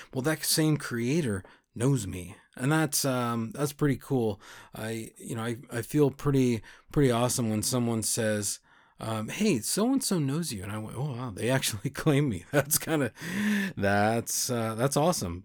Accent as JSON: {"language": "English", "country": "United States", "said": "our country was founded by Christians"}